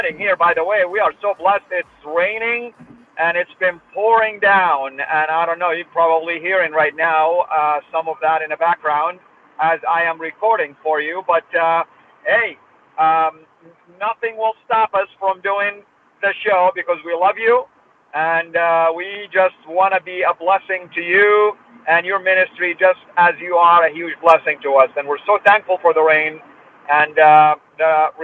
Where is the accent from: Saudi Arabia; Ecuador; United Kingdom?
Saudi Arabia; I was born and raised in Saudi